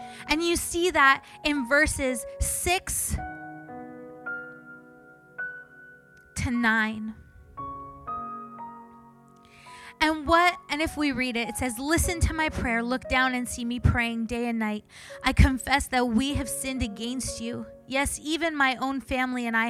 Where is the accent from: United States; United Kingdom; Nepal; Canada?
Canada; I'm Canadian.